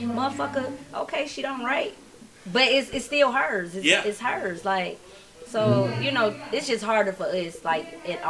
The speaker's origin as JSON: {"language": "English", "town": "Atlanta", "region": "Georgia", "country": "United States", "tie": "born or raised there", "said": "I'm from right here. I'm from Atlanta, Georgia, Zone 6. Yeah. Gresham Road, Rockcliffe Road."}